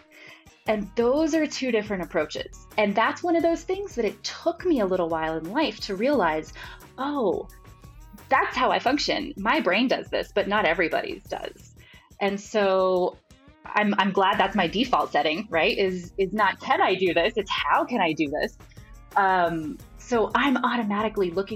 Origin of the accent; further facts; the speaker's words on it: South Florida, United States; I grew up in South Florida